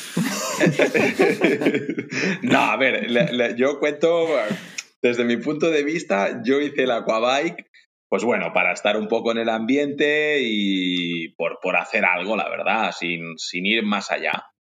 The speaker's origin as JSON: {"language": "Spanish", "town": "Ibiza", "region": "Balearic Islands", "country": "Spain", "said": "soy de Ibiza concretamente"}